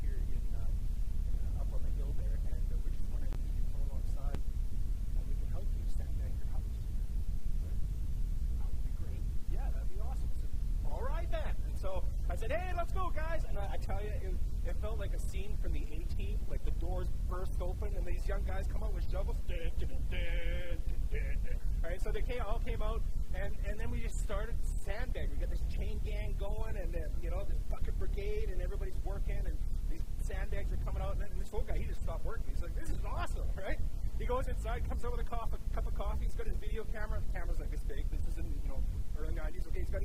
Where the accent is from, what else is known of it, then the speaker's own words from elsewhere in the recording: Moose Jaw, Saskatchewan, Canada; my hometown of Moose Jaw, Saskatchewan.